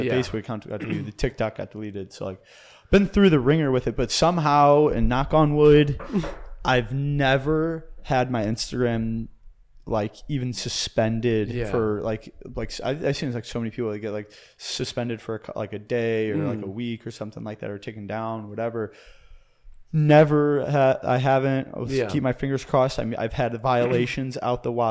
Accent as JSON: {"language": "English", "region": "Missouri", "country": "United States", "moved": "yes", "said": "I'm from Missouri originally, and we have this lake called Lake of the Ozarks out there"}